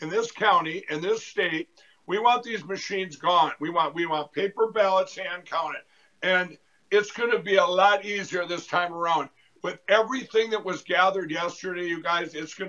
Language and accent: English; Minnesota, United States; my home state of Minnesota